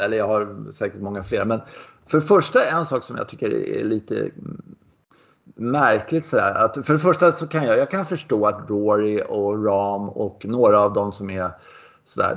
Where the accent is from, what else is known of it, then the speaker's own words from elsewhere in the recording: Sweden; jag är svensk